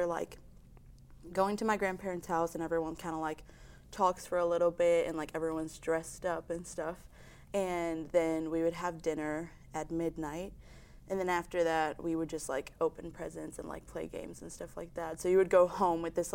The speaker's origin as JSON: {"language": "English", "country": "Mexico", "moved": "as an adult", "lives_now": "United States", "said": "I'm a sophomore from Mexico"}